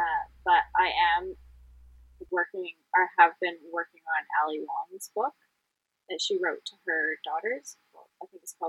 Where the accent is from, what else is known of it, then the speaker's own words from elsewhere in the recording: Vancouver, British Columbia, Canada; Vancouver in Canada.